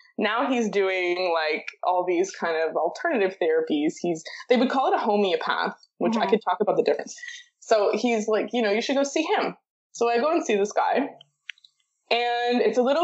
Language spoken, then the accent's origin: English; Toronto, Ontario, Canada; I was born and raised in Toronto, moved a little bit, but not too much